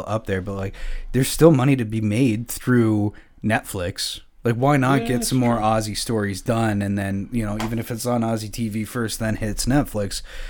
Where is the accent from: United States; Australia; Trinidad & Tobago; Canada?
Canada; as a Canadian